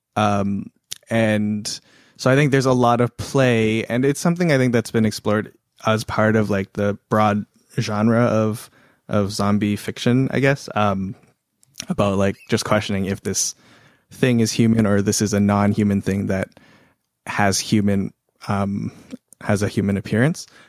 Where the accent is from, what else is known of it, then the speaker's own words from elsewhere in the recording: Toronto, Ontario, Canada; moved away as an adult; now in United States; I grew up in Toronto, and I lived, and my high school was incredibly diverse